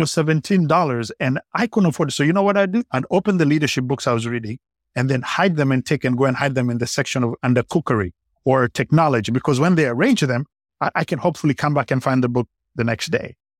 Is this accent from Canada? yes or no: no; Kenya; I, I grew up in Kenya